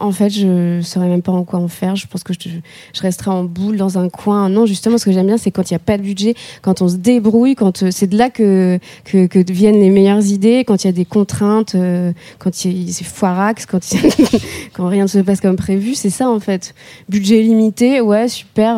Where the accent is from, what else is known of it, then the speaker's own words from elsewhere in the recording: the North, Hauts-de-France, France; moi je viens du Nord, donc entre la grisaille et les briques rouges